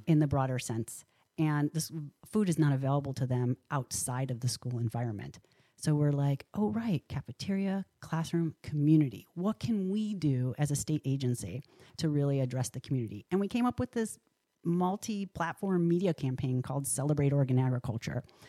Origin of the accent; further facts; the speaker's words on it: Rochester, New York, United States; now in Oregon, United States; Rochester, New York, my hometown